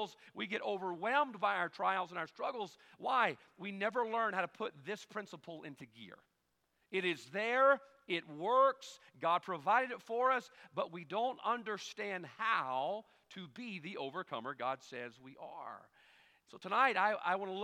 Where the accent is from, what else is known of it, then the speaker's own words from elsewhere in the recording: United States; I'm an American man